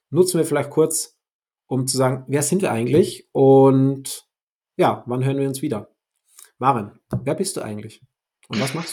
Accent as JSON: {"language": "German", "country": "Austria", "lives_now": "Hamburg, Germany", "said": "ich komme ursprünglich aus Österreich, lebe seit sechs Jahren jetzt in Hamburg"}